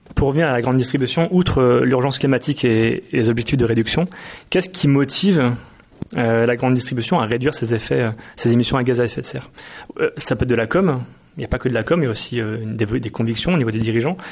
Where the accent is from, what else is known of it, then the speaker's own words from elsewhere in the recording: Nantes, Pays de la Loire, France; je viens de Nantes, il y a beaucoup de maraîchers autour de chez moi